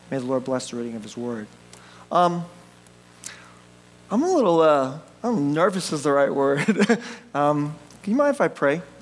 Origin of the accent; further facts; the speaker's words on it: United States; I'm, I'm Korean American